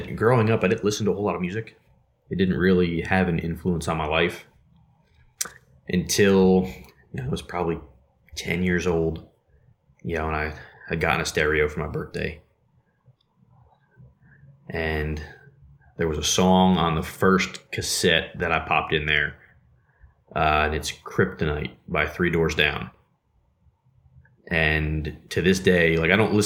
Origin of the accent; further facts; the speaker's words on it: New Jersey, United States; now in Georgia, United States; I grew up in New Jersey